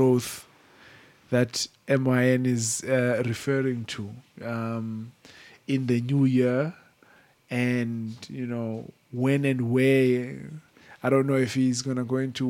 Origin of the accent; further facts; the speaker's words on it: South Africa; I'm from South Africa and I've just grown up around just poverty